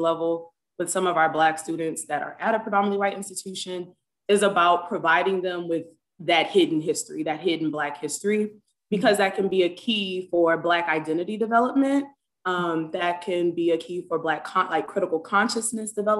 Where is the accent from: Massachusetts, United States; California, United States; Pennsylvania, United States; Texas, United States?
Texas, United States; Galveston; I was born and raised in Galveston, Texas